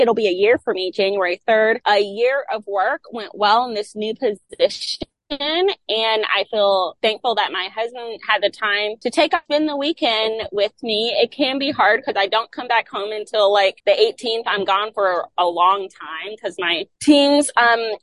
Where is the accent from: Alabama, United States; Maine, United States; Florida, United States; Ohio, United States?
Florida, United States; I'm from Florida